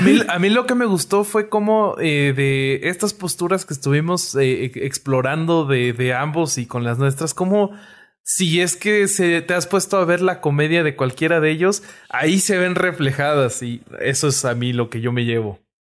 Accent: Mexico; somos mexicanos

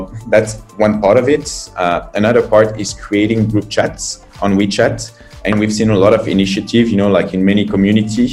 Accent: France; moved away as an adult; now in China; I'm from France. I've been in China and started this adventure 9 years ago.

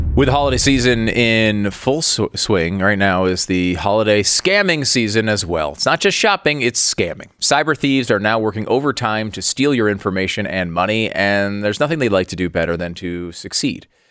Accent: Northeast, United States; I grew up in the Northeast

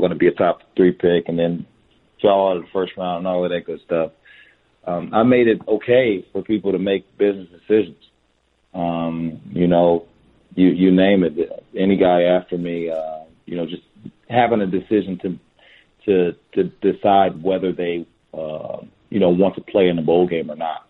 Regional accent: Fort Wayne, Indiana, United States; moved away; also born or lived in Dallas, Texas; Indiana, July 12th, my hometown.

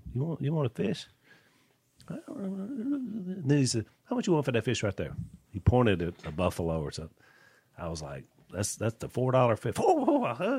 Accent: Junction City, Louisiana, United States; when we were growing up in Junction City

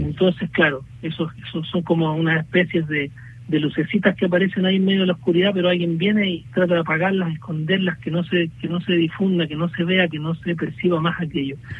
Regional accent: Chile; nosotros hemos estado también eh, insistiendo como chilenos

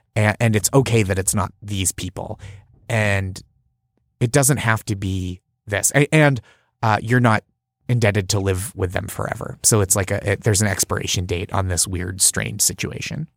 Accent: just outside Boston, Massachusetts, United States; I grew up just outside Boston

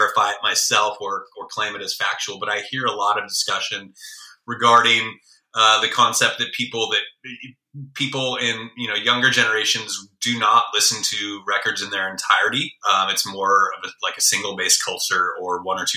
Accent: Bay Area, California, United States; moved away; also born or lived in Chicago; growing up in the Bay Area

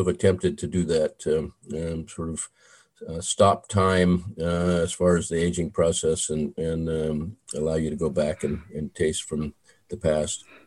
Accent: Southern California, United States; I grew up in Southern California

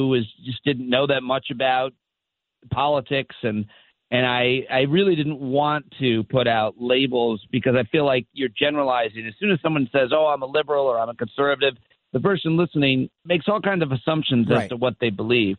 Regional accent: Syracuse, New York, United States; I grew up in Syracuse

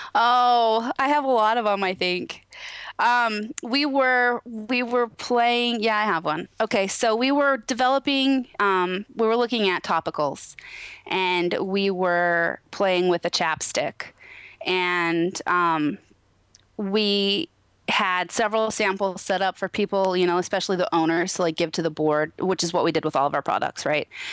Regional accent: Naches, Washington, United States; now in Moxee, United States; I grew up in Natchez, Washington

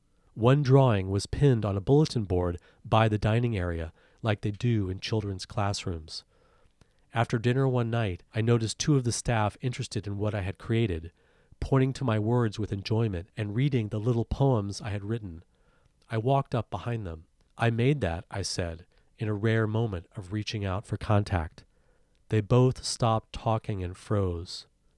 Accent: South Carolina, United States; When I was a kid growing up in South Carolina, the reality of violence and power that impacted me so deeply was not spoken about.

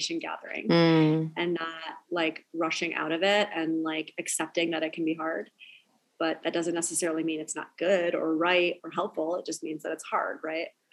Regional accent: upstate New York, United States; I'm basically Canadian because I'm like upstate New York.

